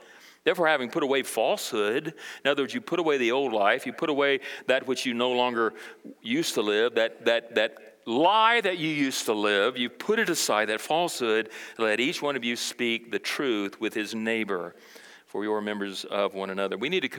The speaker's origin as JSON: {"language": "English", "country": "Brazil", "tie": "born or raised there", "moved": "yes", "lives_now": "United States", "said": "I grew up in South America, Brazil, as a missionary kid, and I didn't learn some of the struggles that went on socially in America."}